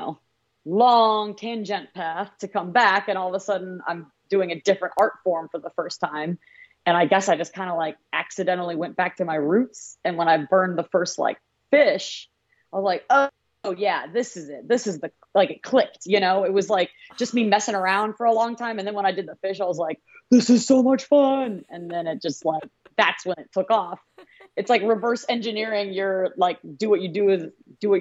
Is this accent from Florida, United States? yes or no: yes; Jacksonville Beach, Florida, United States; moved away as an adult; also born or lived in Ohio; when I was really young, I grew up in Jacksonville Beach.